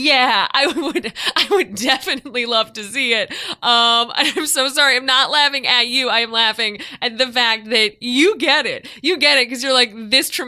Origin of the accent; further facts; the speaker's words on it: Chicago, Illinois, United States; I grew up living in Chicago